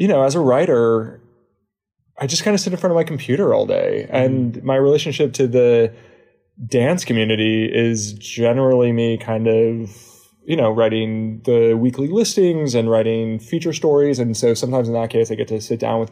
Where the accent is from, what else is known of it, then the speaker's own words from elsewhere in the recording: Pasadena, California, United States; moved away as an adult; also born or lived in San Diego / Tel Aviv; I grew up in Pasadena